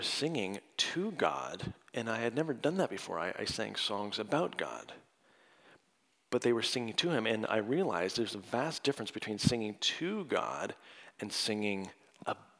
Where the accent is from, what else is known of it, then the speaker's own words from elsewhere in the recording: Canada; now in United States; I'm from Canada, but now I'm dual as of last summer